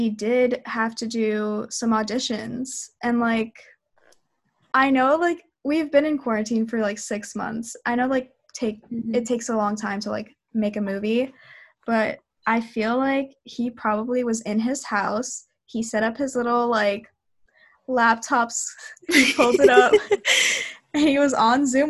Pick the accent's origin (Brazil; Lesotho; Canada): Canada; I'm from Canada